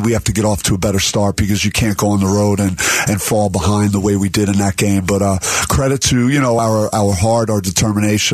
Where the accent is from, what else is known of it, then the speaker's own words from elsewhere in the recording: East Coast, United States; moved away as an adult; now in Arizona, United States; I feel like Arizona feels like home to me, even though I'm from the East Coast.